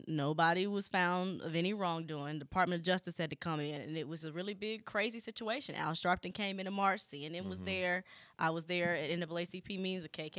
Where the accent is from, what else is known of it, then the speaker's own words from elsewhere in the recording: Dallas, Texas, United States; Yeah, well, I'm from Dallas. You know, I grew about maybe 15 minutes from his church.